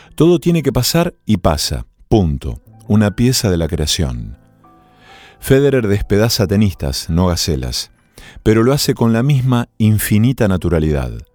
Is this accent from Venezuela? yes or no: no; Argentina; cuando empecé a jugar al tenis en mi pueblo natal, era la década del 80